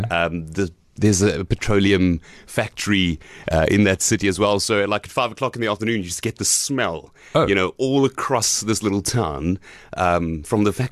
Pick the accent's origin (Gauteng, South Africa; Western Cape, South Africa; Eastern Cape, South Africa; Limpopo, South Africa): Eastern Cape, South Africa; Gqeberha; So I am here from PE. Um, hmm. I grew up in PE mostly. And I say mostly because I was thrown around quite a bit. So um, I went to Greenwood Primary School up until grade three uh, here in Gqeberha